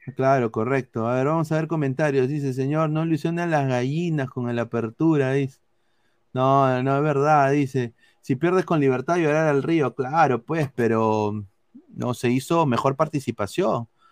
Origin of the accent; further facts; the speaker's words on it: Peru; nos representa como peruanos